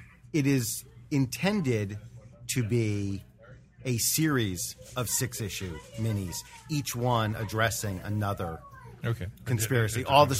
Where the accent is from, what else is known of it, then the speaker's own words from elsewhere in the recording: New Jersey, United States; moved away; I hail from New Jersey